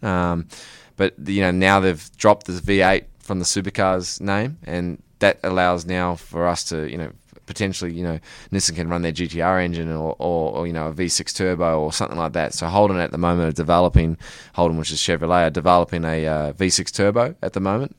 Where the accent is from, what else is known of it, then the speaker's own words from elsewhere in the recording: New Zealand; now in Australia; I'm actually originally from New Zealand, um, but I've lived in Australia for 14 years.